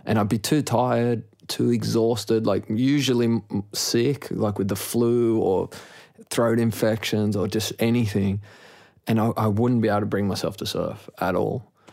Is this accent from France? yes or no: no; Sydney, New South Wales, Australia; growing up in Maroubra